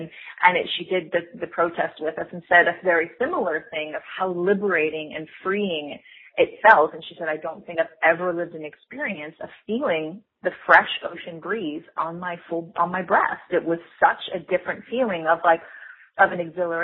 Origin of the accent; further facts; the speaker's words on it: United States; I'm American, but I have this kind of influence of a different culture